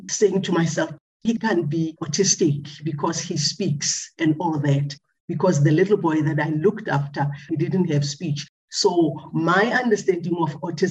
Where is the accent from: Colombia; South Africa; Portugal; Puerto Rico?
South Africa; Pretoria, Gauteng; we started taking him to our local hospital because I am from Pretoria